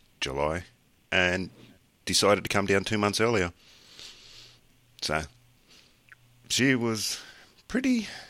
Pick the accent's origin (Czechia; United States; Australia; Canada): Australia; accent: Australian; I do have an Australian accent.